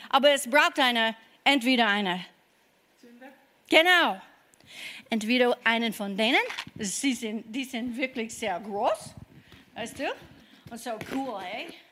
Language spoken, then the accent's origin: German; Kentucky, United States; German is a second language; now in Germany; ich komme aus Kentucky und ich habe nicht viel an mich selber geglaubt, ja.